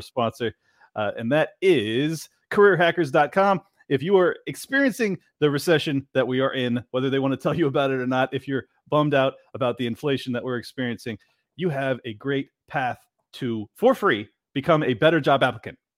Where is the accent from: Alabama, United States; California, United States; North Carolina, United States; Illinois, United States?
California, United States; San Diego; moved away as an adult; now in Miami, United States; I grew up in San Diego